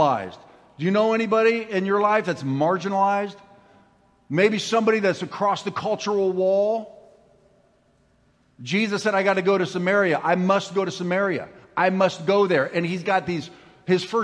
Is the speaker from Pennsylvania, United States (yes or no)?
no; Ramona, California, United States; I'm from Ramona